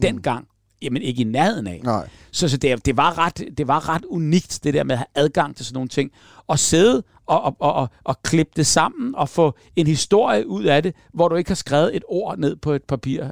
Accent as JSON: {"language": "Danish", "town": "Hellerup", "region": "Capital Region of Denmark", "country": "Denmark", "tie": "born or raised there", "said": "vi boede lige ned til Hellerup"}